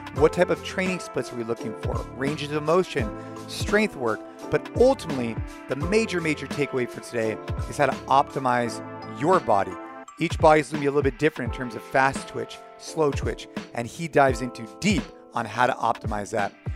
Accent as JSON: {"language": "English", "country": "United States", "tie": "born or raised there", "said": "here in the, in the, um, U S, actually, actually at my hometown"}